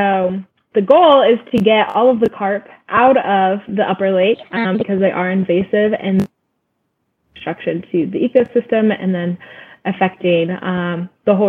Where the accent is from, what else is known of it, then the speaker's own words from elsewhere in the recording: Syracuse, New York, United States; moved away as an adult; also born or lived in Aspen, Colorado; now in Southern Nevada, United States; I was born and raised in central New York State near Syracuse